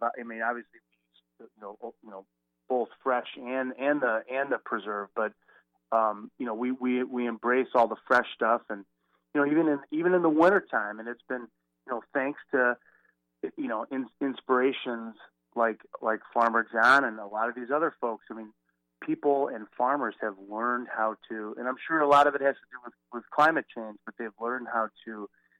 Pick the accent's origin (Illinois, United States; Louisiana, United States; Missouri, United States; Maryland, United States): Missouri, United States; outside of St. Louis; I grew up outside of St. Louis, sort of out in the country